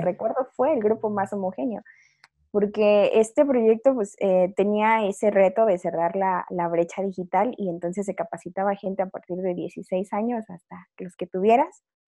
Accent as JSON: {"language": "Spanish", "region": "Chiapas", "country": "Mexico", "also_born_or_lived": "Zacatecas / Xalapa, Veracruz", "moved": "yes", "said": "mi familia es de Chiapas, soy chiapaneca, o sea, de acuerdo a todos mis, ancestros, descendientes y todo lo demás"}